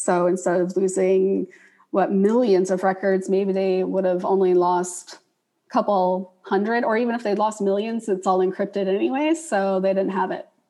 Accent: the South, United States; I'm obviously from the South

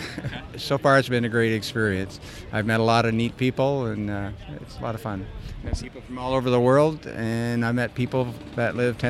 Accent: Canada; now in Midland, United States; I'm from Canada originally. I live in the States now

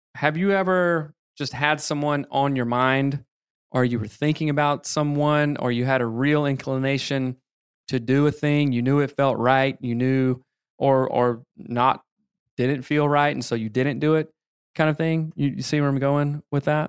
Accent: the Bible Belt, the South, United States; growing up in the Bible Belt

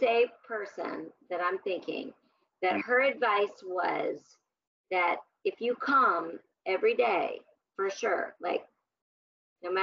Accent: Kansas City, Missouri, United States; I was raised in Kansas City

